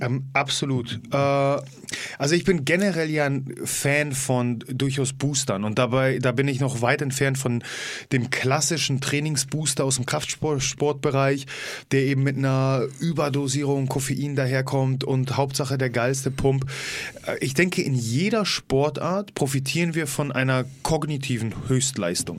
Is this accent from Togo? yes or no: no; Poland; Für mich als Pole